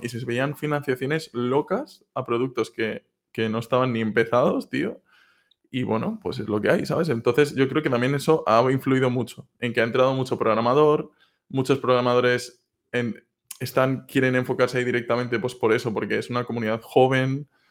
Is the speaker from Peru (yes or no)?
no; Castellón de la Plana, Valencian Community, Spain; moved away; yo soy originalmente de Castellón